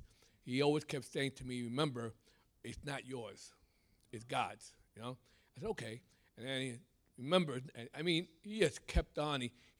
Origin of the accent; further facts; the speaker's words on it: New York City, New York, United States; I've lived in New York my whole life. I'm a Brooklyn boy. But we're moving to Jersey, moving to Woodbridge, hopefully in October. But I'm not from Jersey. I'm from New York.